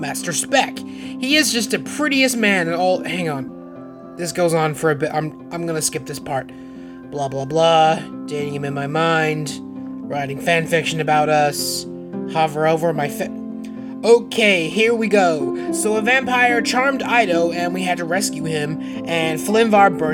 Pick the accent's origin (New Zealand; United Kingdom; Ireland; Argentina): New Zealand; Tauranga, Bay of Plenty; I grew up in Tauranga, which is like a beach town.